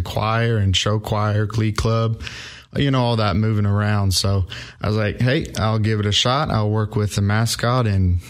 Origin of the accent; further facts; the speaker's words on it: Iowa, United States; moved away as an adult; now in Clarksville, United States; It felt like a home away from home being so far from Iowa.